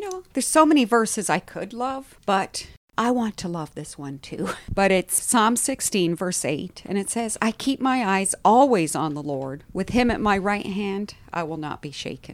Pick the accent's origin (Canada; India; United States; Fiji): India; moved away; also born or lived in Haiti; I was born in India and grew up in India